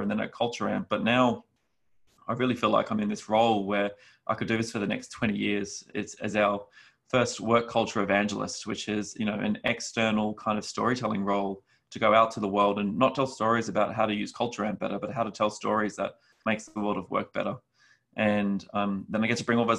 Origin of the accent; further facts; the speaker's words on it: Australia; moved away; my background is I'm from Australia originally